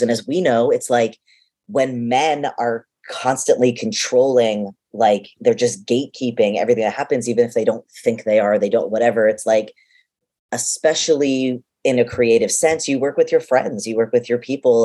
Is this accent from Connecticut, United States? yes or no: no; Boston, Massachusetts, United States; being a boston kid